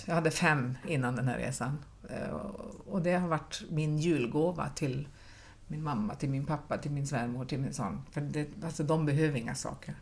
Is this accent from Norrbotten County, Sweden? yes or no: yes; Pajala, Norrbotten County, Sweden; now in Gothenburg, Sweden; jag är ju inte ens göteborgare, utan jag är ju från Pajala